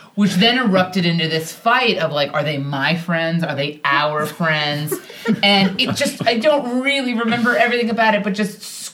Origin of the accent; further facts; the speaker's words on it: United States; We just went, no, we're not from here. We're American.